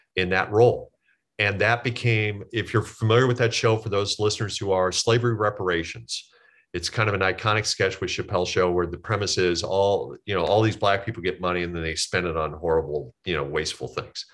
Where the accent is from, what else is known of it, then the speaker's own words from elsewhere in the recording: Omaha, Nebraska, United States; moved away as an adult; also born or lived in Kansas; I grew up in Omaha, Nebraska